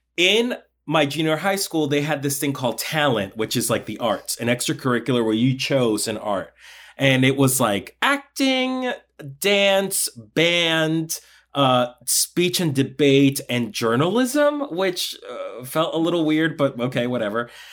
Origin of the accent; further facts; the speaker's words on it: Colombia; moved away; I was born in Colombia. I'm, I'm from South America. And in Colombia, I did folkloric dancing